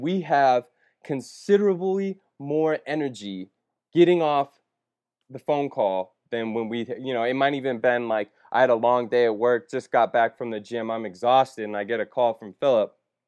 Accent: Las Vegas, Nevada, United States; So I was born in Vegas. To a great family.

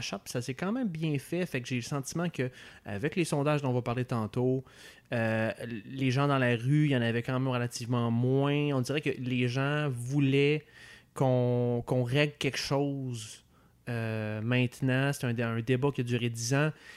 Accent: Quebec City, Quebec, Canada; moved away as an adult; now in Montreal, Canada; je viens de Québec

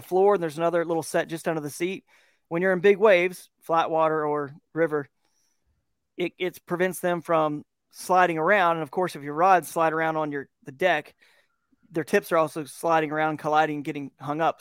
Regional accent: Georgia, United States; moved away as an adult; now in Kent, Ohio, United States; I'm from Georgia, and so what's beautiful now that I live in, uh, Northeast Ohio here in Kent, Ohio area

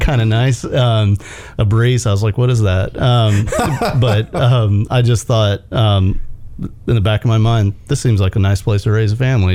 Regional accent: Houston, Texas, United States; now in Chattanooga, United States; I grew up in Houston, Texas

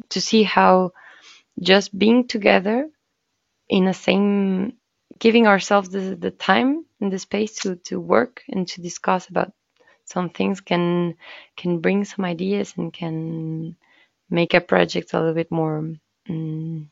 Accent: Mexico; moved away; I come from Mexico

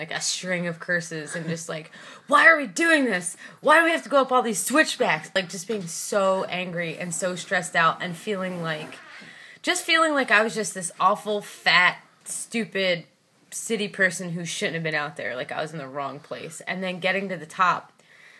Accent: Philadelphia, Pennsylvania, United States; I grew up in Philadelphia in the city

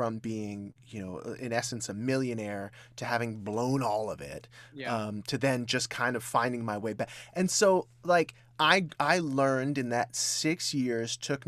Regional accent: Hollywood, California, United States; I grew up in Hollywood. Mm-hmm. And that is not the greatest place to grow up ever.

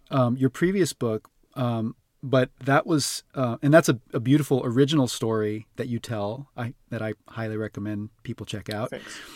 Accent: Honolulu, Hawaii, United States; I was born and raised in Honolulu on the island of mm. Oahu

